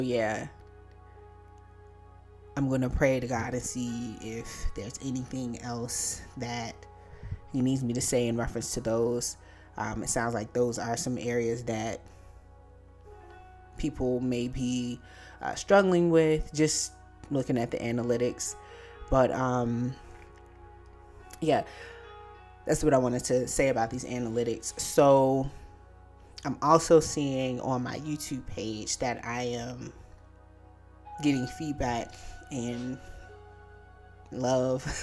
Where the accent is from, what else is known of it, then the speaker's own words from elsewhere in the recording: Virginia, United States; my home state, and that's Virginia